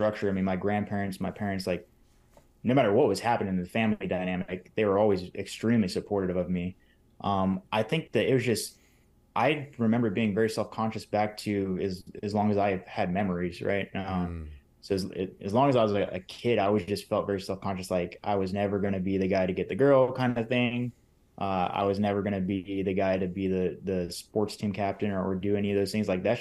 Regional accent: Northern California, United States; also born or lived in Bay Area, California / San Diego, California; born out in the Bay Area, moved into the Valley just about an hour east of the Bay Area, raised in Northern California

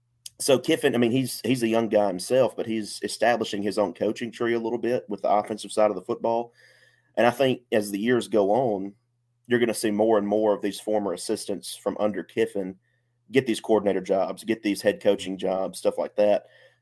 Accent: Mississippi, United States; I grew up in Mississippi, just about an hour from Oxford. You know, both of my parents went to Ole Miss

